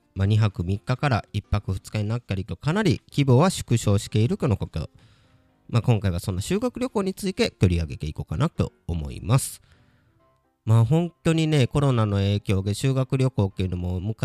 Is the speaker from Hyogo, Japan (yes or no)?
yes; Kobe, Hyogo, Japan; now in Nagoya, Japan; 小学校の頃はね、神戸に住んでいた